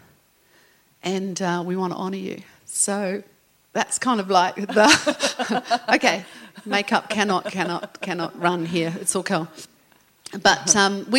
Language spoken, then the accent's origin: English; England, United Kingdom; now in Australia; I'm English